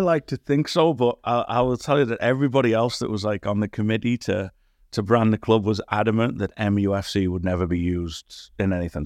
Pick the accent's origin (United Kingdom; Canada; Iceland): United Kingdom; near Durham, North East England; moved away as an adult; also born or lived in Newcastle; now in West Michigan, United States; I grew up in, um, a place just outside of Durham, uh, which is northeast England